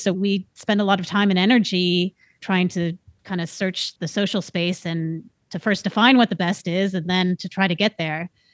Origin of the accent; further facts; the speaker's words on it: Bay Area, California, United States; I grew up in the Bay Area, which was on the cusp of this tech boom